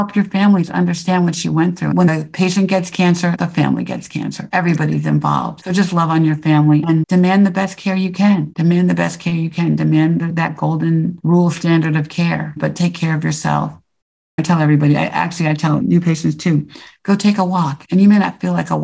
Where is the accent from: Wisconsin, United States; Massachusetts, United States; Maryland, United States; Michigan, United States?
Maryland, United States; Silver Spring; moved away as an adult; also born or lived in New York / Chicago / New Jersey / Atlanta; I grew up in Silver Spring, Maryland